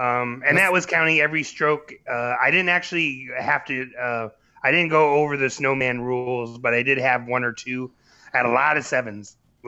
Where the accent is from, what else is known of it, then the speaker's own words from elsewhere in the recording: Florida, United States; moved away; Living growing up in Florida, living on a golf course